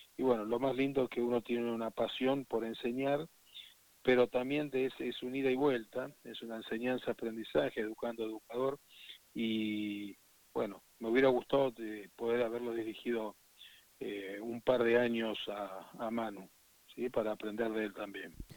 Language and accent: Spanish; Argentina; un ciudadano orgulloso de ser argentino